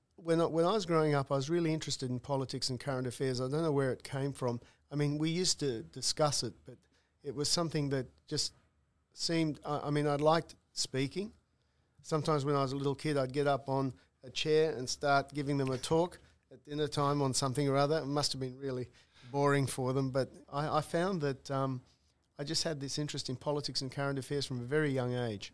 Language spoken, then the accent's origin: English; Newcastle, New South Wales, Australia; having grown up in Newcastle